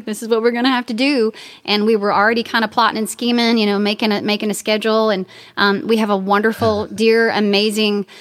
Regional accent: Texas, United States; that's my home state

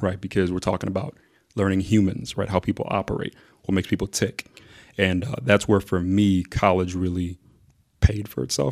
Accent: Mount Prospect, Illinois, United States; also born or lived in Zambia; growing up in Mount Prospect

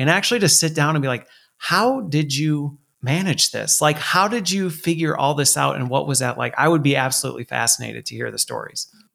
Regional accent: Colorado, United States; I was born in Colorado

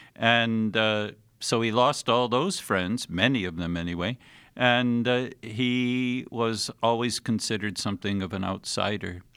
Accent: Anchorville, Michigan, United States; our little grade school in Anchorville

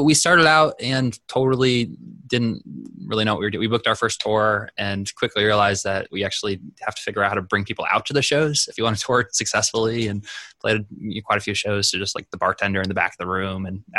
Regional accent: South Dakota, United States; which usually when I tell people I'm from South Dakota, they're like, wow, people actually live there.

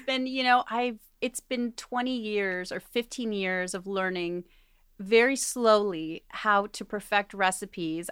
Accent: Argentina; moved away; I was born in Argentina

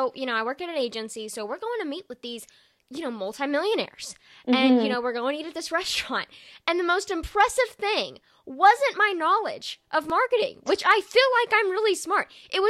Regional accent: the South, United States; I'm from the South

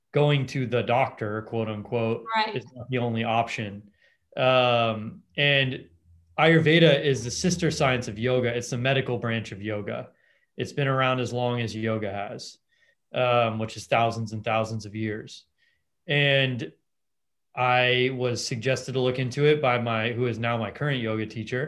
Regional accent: Los Angeles, California, United States; I grew up in Los Angeles

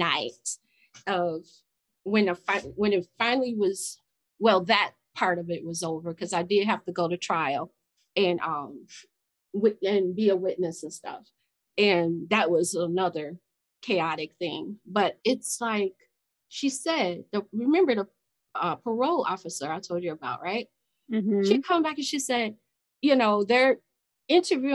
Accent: Chicago, Illinois, United States; I'm from Chicago. The West Side

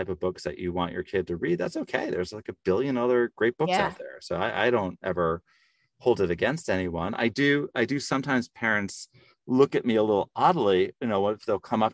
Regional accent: New York City, New York, United States; We grew up in Staten Island, so there was a bar in our basement

